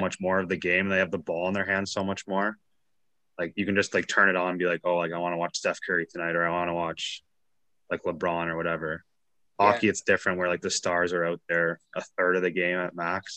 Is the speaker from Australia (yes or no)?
no; Canada; being Canadian